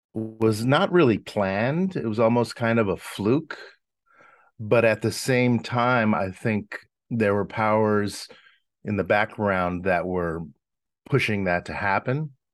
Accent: Los Angeles, California, United States; my Italian bringing up, um, growing up in Hollywood

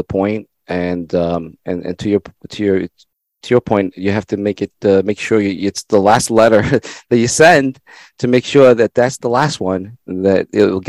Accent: El Salvador; English is a second language; now in United States; I wasn't born in this country. I tell people I was born in El Salvador, and English was not my first language.

